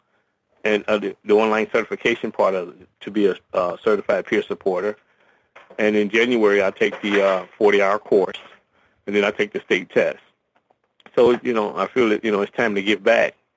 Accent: Dayton, Ohio, United States; I was raised in Dayton, Ohio, on the west side of Dayton, Ohio

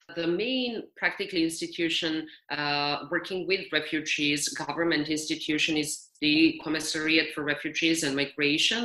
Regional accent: Serbia; moved away as an adult; also born or lived in United States; I was lucky enough to do my work in my home country where my family and my friends are.

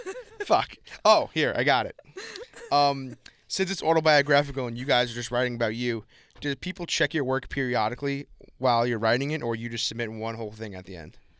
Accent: Long Island, New York, United States; I'm from Strong Island

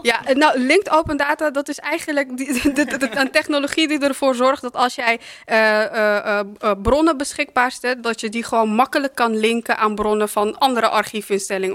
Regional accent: Suriname; now in Netherlands; ik kom zelf uit Suriname

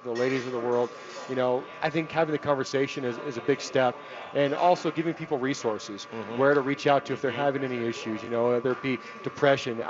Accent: San Diego, California, United States; now in Denver, United States; the kitchens I grew up in San Diego, and especially out here, like when I started cooking at 15

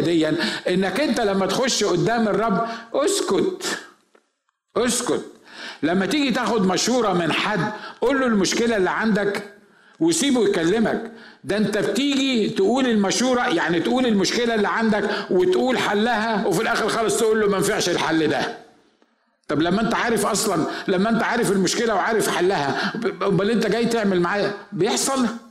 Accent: Egypt; احنا عندنا في مصر

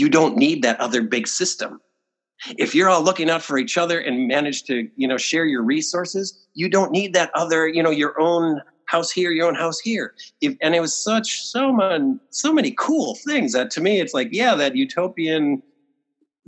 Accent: Wisconsin, United States; where I grew up in Wisconsin

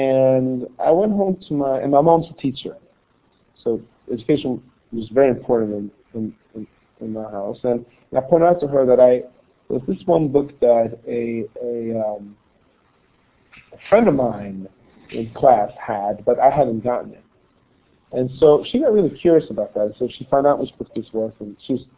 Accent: Gothenburg, Västra Götaland, Sweden; when I grew up in Sweden in Gothenburg, it was a very homogeneous society.

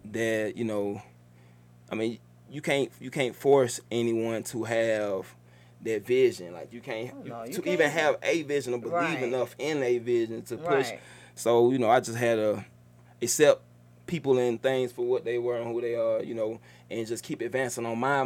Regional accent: College Park, Georgia, United States; I'm from Cali Park, Georgia.

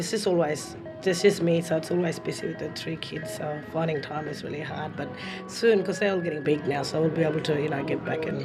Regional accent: Elsternwick, Victoria, Australia; Hi, I'm …, and I'm from Elsternwick.

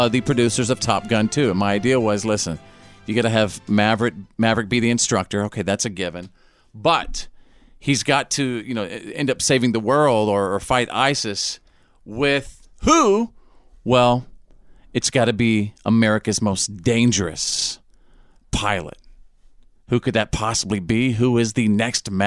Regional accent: Bowie, Texas, United States; my hometown of Bowie, Texas, has the world's biggest Jim Bowie knife

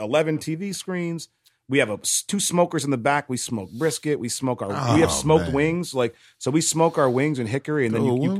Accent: Hyde Park, New York, United States; I grew up in Hyde Park, New York, is where the Culinary Institute is, home of F.D. Roosevelt.

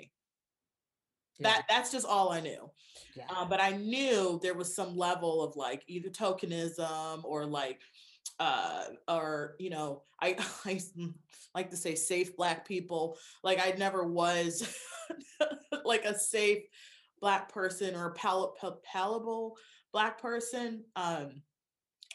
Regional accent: Lansing, Michigan, United States; I grew up in Michigan

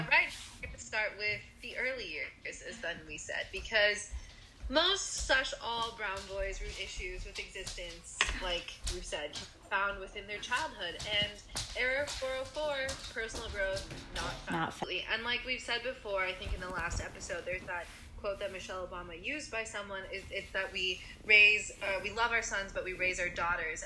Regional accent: United States; growing up in America

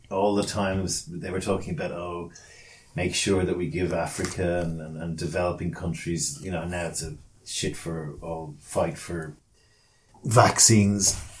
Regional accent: Australia; like I lived in Australia, I am Australian.

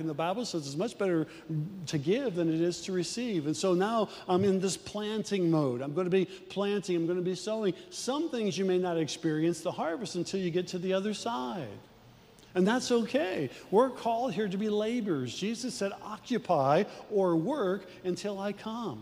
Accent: Midwest, United States; We're from the Midwest

